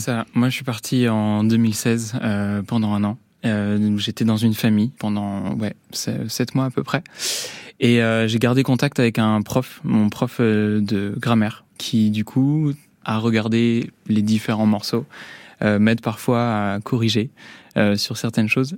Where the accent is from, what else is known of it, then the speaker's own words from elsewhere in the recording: Nantes, Pays de la Loire, France; now in La Roche-sur-Yon, France; j'ai quitté Nantes